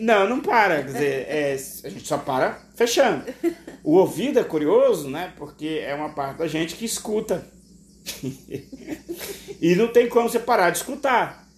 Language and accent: Portuguese; Brazil; nós, enquanto brasileiros, temos uma forte ligação com a tradição africana